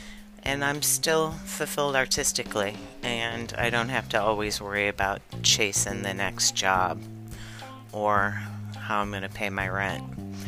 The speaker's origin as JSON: {"language": "English", "region": "Michigan", "country": "United States", "tie": "born there", "also_born_or_lived": "New York City / Kodiak, Alaska / Kealakekua, Hawaii", "said": "I was born in Michigan, lived in New York City, Alaska, not just anywhere in Alaska, but out in the bush of Alaska, off of Kodiak, in the bush of Kodiak in Alaska, 9-hour skiff ride from Kodiak."}